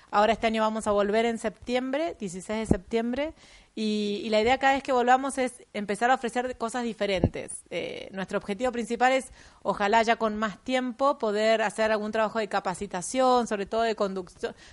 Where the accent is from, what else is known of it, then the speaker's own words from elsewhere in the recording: Mendoza, Argentina; Yo vengo de Mendoza y bueno, y toda mi, escuela de montaña viene de ahí, claramente.